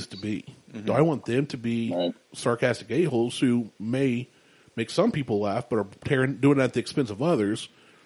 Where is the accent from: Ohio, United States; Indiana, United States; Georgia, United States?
Ohio, United States; Columbus; I was born in Columbus